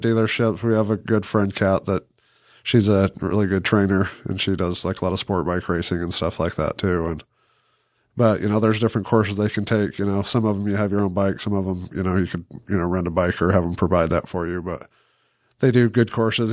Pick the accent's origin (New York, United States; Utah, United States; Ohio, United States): Utah, United States; Salt Lake City; we both bought houses in Rose Park still, too, and our uncle lives there